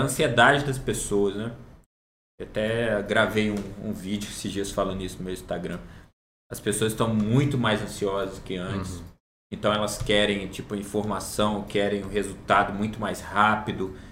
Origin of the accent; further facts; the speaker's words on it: Barra Mansa, Rio de Janeiro, Brazil; Eu sou natural de Barra Mansa